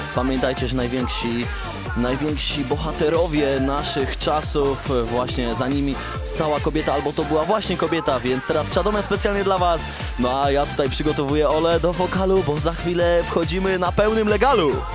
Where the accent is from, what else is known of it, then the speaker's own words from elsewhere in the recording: near Chojnice, Pomeranian Voivodeship, Poland; też mieszkaniec Chojnic, gdzie, e, skąd blisko ja pochodzę